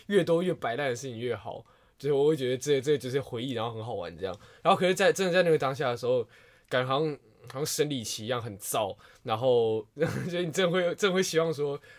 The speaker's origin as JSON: {"language": "Chinese", "region": "Yilan County", "country": "Taiwan", "said": "我是宜兰人，所以我在金六街新训"}